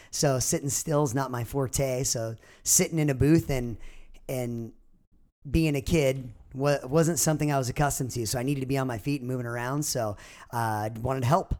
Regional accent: Orange County, California, United States; growing up in Orange County

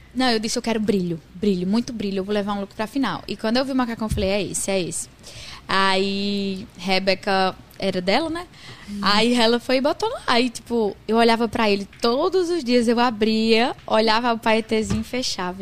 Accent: Northeast Brazil, Brazil; accent: Nordestino

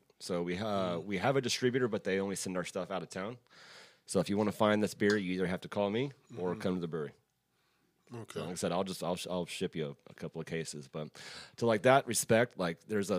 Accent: Texas, United States; I'm white boy from Texas.

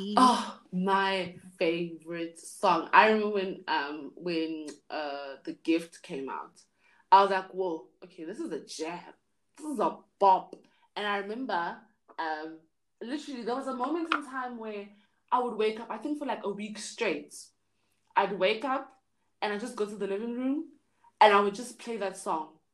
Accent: Johannesburg, Gauteng, South Africa; I'm from Johannesburg.

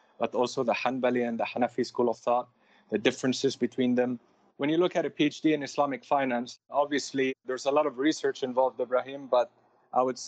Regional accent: Lebanon; I grew up in Lebanon. When I first moved there, I'm saying I moved there because we had the civil war for a very long time. So a lot of us were expatriates for a while

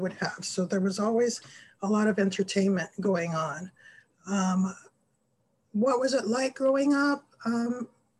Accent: Panama; moved away; I grew up in Panama, which is located in Central America

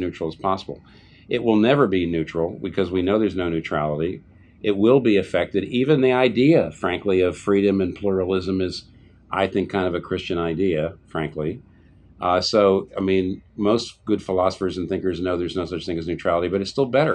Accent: United States; as an American

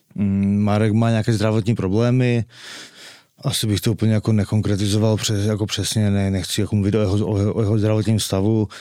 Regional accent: Czechia; od čtvrtfinále jsem jediný Čech v, v Team Sport Game Changeru

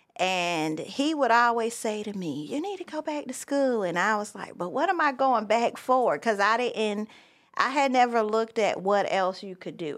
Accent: Myrtle Beach, South Carolina, United States; moved away as an adult; also born or lived in Charleston, South Carolina; now in Franklin County, North Carolina, United States; I was born and raised in Myrtle Beach, South Carolina

